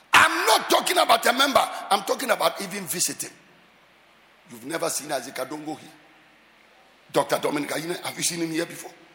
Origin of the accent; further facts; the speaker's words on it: Accra, Greater Accra, Ghana; I grew up in the Sabo Zongo, just behind here. That is where I grew up.